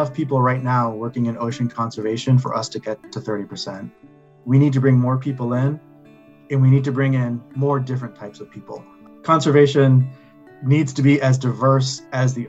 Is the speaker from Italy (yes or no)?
no; Northern Mariana Islands; also born or lived in Guam; I'm Chamorro. I'm from the Northern Mariana Islands. I was born on the island of Guam